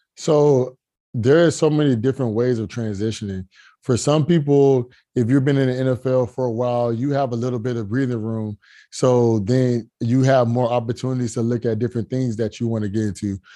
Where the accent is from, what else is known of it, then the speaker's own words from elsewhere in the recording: Fort Lauderdale, Florida, United States; I'm from Fort Lauderdale, Florida